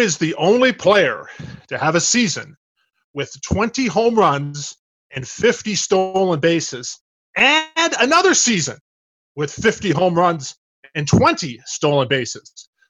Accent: Calgary, Alberta, Canada; I'm from Calgary, Alberta, so proud Canadian.

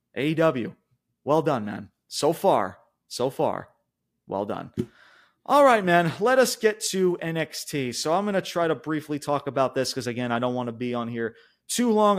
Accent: New York, United States; I'm from New York

